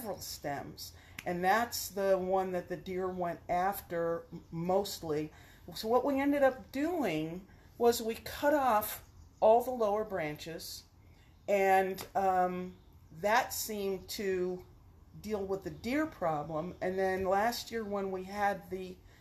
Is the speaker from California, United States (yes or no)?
no; New York City, New York, United States; also born or lived in Connecticut; now in Pittsburgh, United States; I grew up in Brooklyn, New York